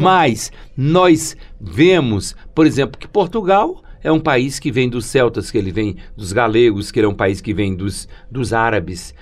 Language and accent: Portuguese; São Bento do Una, Pernambuco, Brazil; Primeiro eu sou de São Bento, depois sou de Pernambuco, depois sou do Nordeste, depois sou do Brasil.